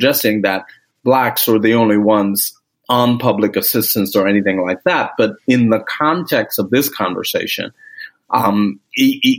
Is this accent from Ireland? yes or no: no; Grenada; moved away; I am originally from the Caribbean. I was born in the country of Grenada